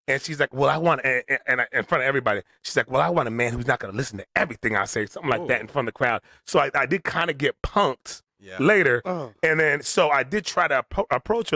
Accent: Southern California, United States; moved away as an adult; also born or lived in Toronto, Canada; now in Las Vegas, United States; I grew up playing soccer in Southern California

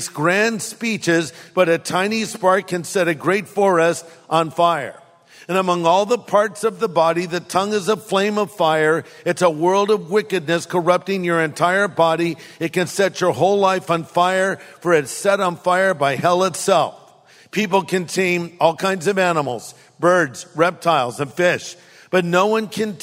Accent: California, United States; I'm from California

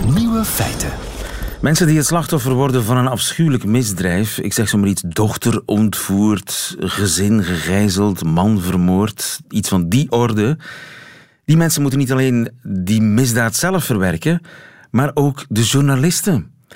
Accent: Flanders, Belgium; wij zeggen vast en zeker.

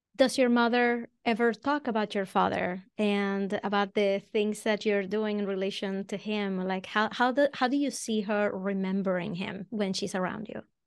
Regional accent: Venezuela; accent: Venezuelan; moved away as an adult; now in Boston, United States; I'm originally from Venezuela. That's where the accent comes from.

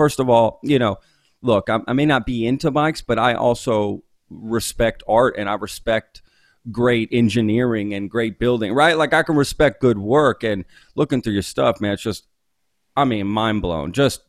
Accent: Dallas, Texas, United States; moved away as an adult; also born or lived in Omaha, Nebraska / Pennsylvania; now in Austin, United States; He got out of the Air Force right after I was born, and we moved to Texas, and I lived there. I grew up in Texas my whole life till I graduated high school.

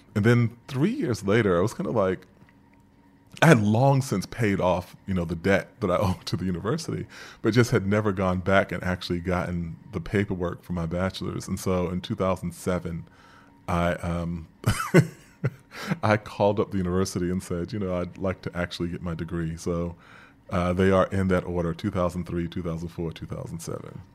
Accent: New York City, New York, United States; as a young person growing up in Queens

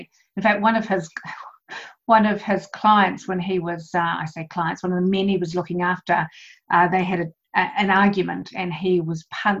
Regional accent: Auckland, New Zealand; I was brought up in Auckland.

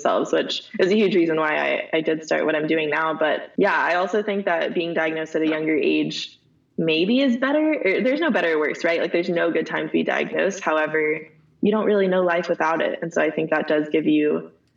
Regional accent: Dallas, Texas, United States; also born or lived in Los Angeles, California; now in Austin, United States; Yeah, so I am originally from Dallas, Texas. I actually live in Austin

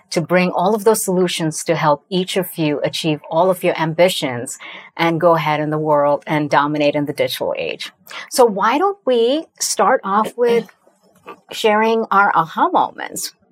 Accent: India; now in United States; I still remember taking a one way flight to America from my hometown in India in 1997 and looking around myself and thinking, my gosh, I don't look like anyone else. I don't like sound like anyone else.

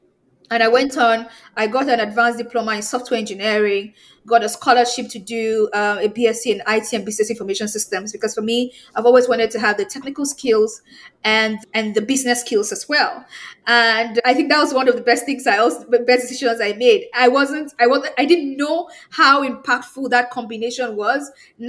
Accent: Nigeria; I'm from Nigeria.

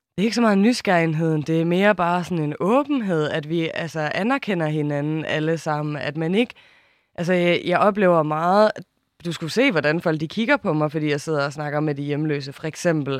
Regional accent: Samsø, Central Denmark Region, Denmark; jeg haft et halvt år på Samsø, hvor jeg er vokset op

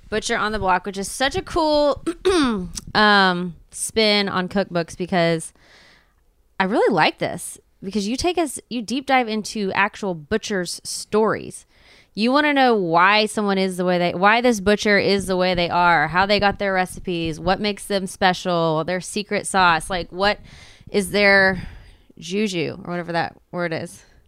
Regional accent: Texas, United States; I'm from Texas.

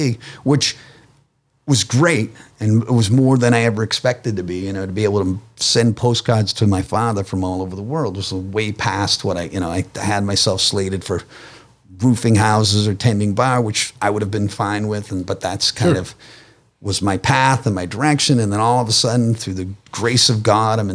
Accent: Boston, Massachusetts, United States; I grew up Irish Catholic in Boston, so the Kennedys played a huge part

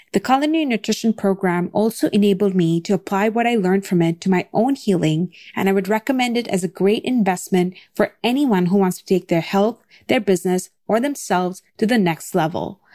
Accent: Toronto, Ontario, Canada; I'm from Toronto, Canada

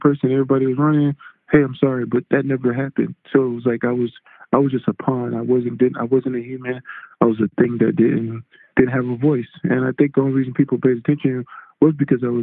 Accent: Louisiana, United States; moved away; also born or lived in Texas; I'm originally from Louisiana

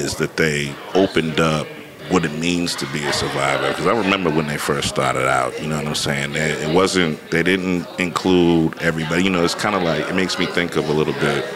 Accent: Boston, Massachusetts, United States; now in Oakland, United States; I'm originally from Boston, Roxbury. Been living in Oakland for 26 years now

